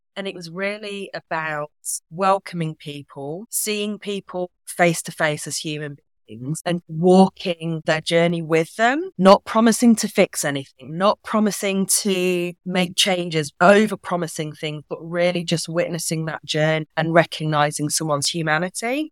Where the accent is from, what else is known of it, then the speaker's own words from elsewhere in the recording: Yorkshire and the Humber, United Kingdom; now in Manchester, United Kingdom; I'm from Yorkshire